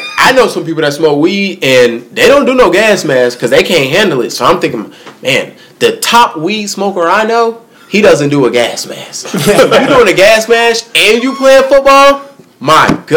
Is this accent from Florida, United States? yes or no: no; Charlotte, North Carolina, United States; I'm from Charlotte